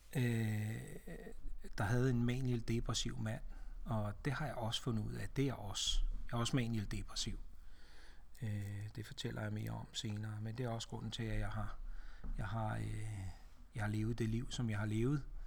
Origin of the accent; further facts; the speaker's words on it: Ringsted, Zealand, Denmark; born or raised there; also born or lived in Næstved / Glumsø